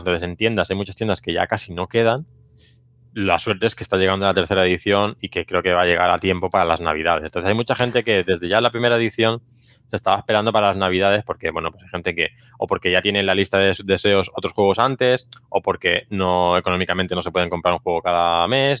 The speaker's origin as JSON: {"language": "Spanish", "town": "Barcelona", "region": "Catalonia", "country": "Spain", "said": "yo soy de Barcelona"}